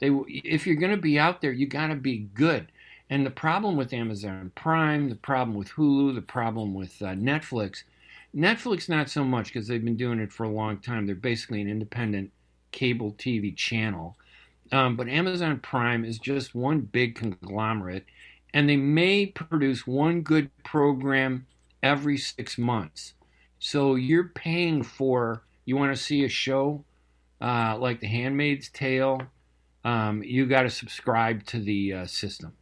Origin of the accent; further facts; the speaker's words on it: United States; being Arab American is exactly that, American